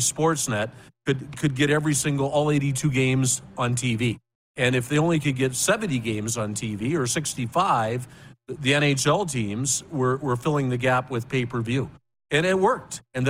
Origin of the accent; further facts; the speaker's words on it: Sussex, New Brunswick, Canada; also born or lived in Fort McMurray; now in Calgary, Canada; Well, that's where I grew up. But where? Oh, in New Brunswick. I call it the Red Deer of New Brunswick. Small town guy. Sussex, the home of Mike Eagles.